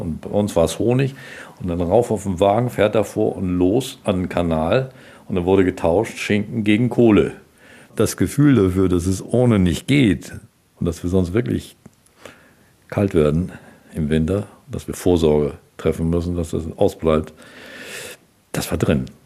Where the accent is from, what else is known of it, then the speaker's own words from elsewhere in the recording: Germany; Ich bin am Mittellandkanal groß geworden